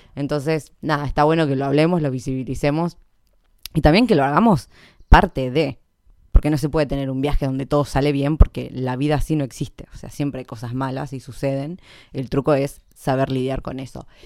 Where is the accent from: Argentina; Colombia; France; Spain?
Argentina; Junín, Buenos Aires Province; acá en Junín, de donde soy yo